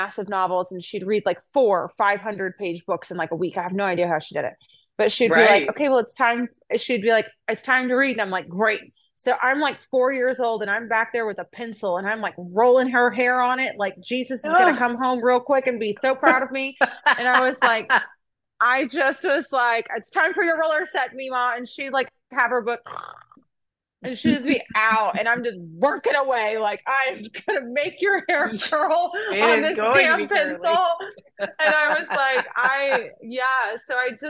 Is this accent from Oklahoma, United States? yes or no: yes; Oklahoma, United States; I'm from Oklahoma